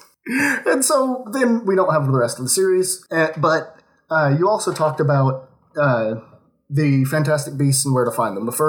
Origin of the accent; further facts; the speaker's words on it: Oklahoma, United States; now in Kentucky, United States; Um, I'm from Oklahoma. Uh, very nice, nice, boring, nice. backward state.